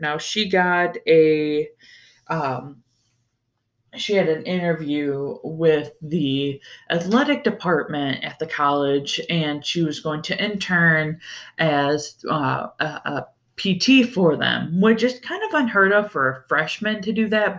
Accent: Ohio, United States; growing up in Ohio

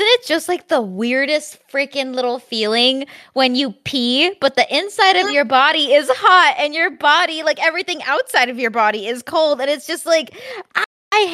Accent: Southern California, United States; I'm from Southern California, so it's almost always very warm.

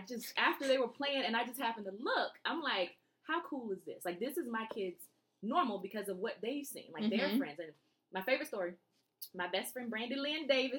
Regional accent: Germany; born there; for me, I grew up, I was born in Germany, army brat.

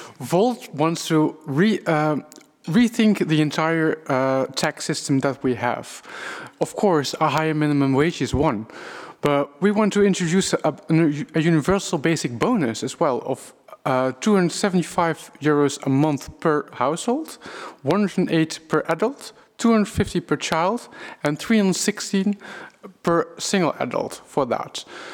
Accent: Netherlands; English is a second language; We as the Dutch have been the most proficient English speakers who learn it as a non-nati

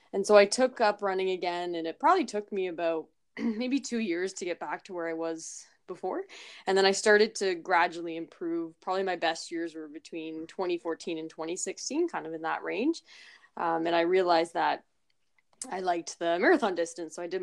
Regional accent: Toronto, Ontario, Canada; in Toronto in my hometown

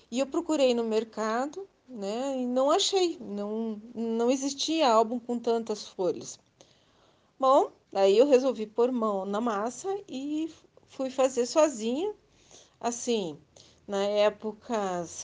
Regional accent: Curitiba, Paraná, Brazil; sou de Curitiba, Paraná.

